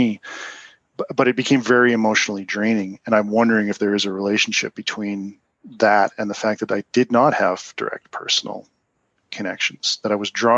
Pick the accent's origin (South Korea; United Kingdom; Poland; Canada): Canada; also born or lived in Utah; I'm Canadian